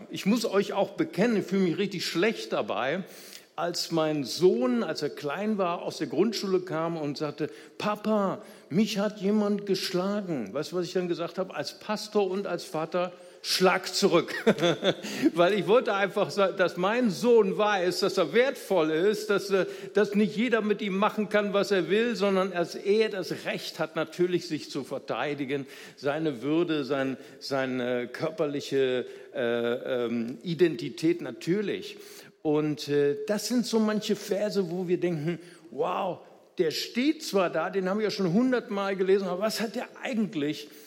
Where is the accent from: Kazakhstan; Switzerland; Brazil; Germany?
Brazil; unser größter Gegner als Brasilianer, nicht wahr?